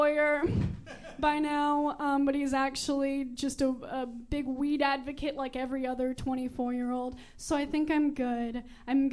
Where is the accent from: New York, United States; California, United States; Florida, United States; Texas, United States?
Texas, United States; San Antonio; moved away as an adult; also born or lived in Austin; I went to an all-girls Catholic high school, Incarnate Word